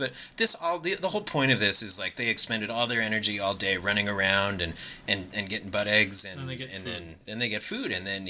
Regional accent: New York, United States; And hey, I'm from New York. We don't have chicken butt egg houses, all right?

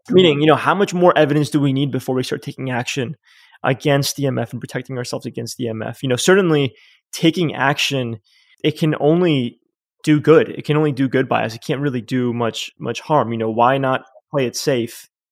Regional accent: New York City, New York, United States; moved away as an adult; also born or lived in Yonkers, New York; now in Uruguay; I was born in Manhattan

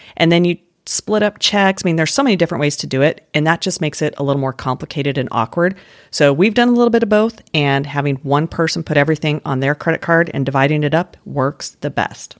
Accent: Denver, Colorado, United States; moved away; where I grew up in Denver

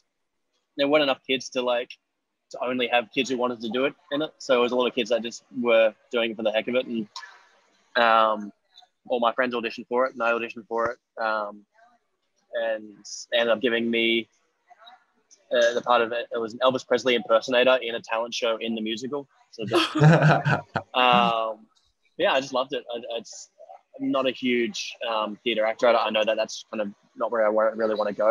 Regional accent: Australia; accent: Australian; moved away as an adult; also born or lived in Los Angeles, United States; I'm an American soul with an Australian accent

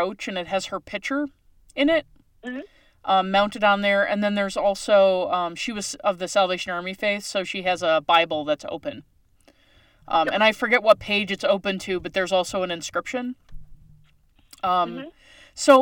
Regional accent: Newfoundland and Labrador, Canada; moved away; I'm originally from Newfoundland, Canada

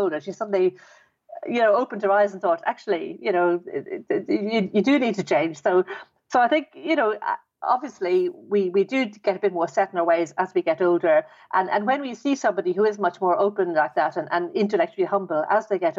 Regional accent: Dublin, Leinster, Ireland; I was brought up in Ireland, in Dublin.

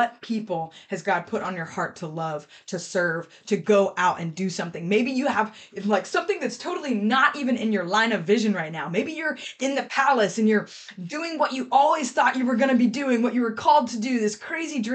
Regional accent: Columbia, South Carolina, United States; I'm from Columbia, South Carolina.

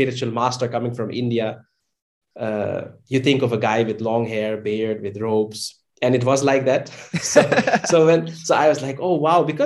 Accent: a town close to Amsterdam, North Holland, Netherlands; I was born and raised in the Netherlands, in a town close to Amsterdam.

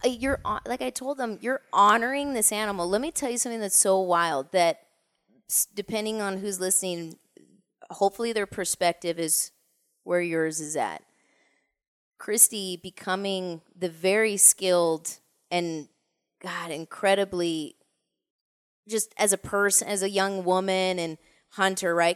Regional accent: Orange County, California, United States; moved away; born and raised in Orange County

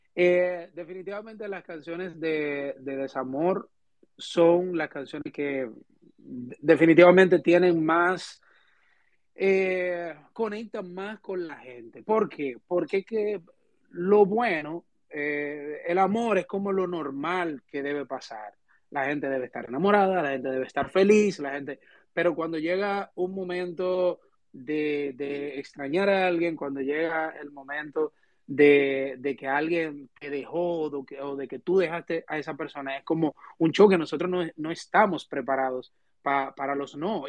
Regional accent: Dominican Republic; somos dominicanos

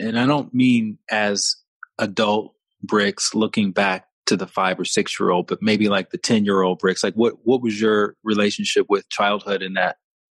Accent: the South, United States; when I grew up in the South

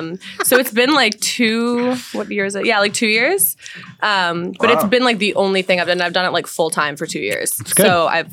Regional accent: Wellesley, Massachusetts, United States; I'm from Wellesley.

